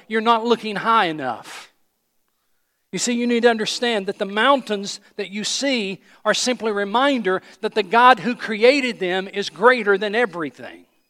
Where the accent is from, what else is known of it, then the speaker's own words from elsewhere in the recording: Johnson City, Tennessee, United States; I grew up in Johnson City, Tennessee, East Tennessee, so I grew up around mountains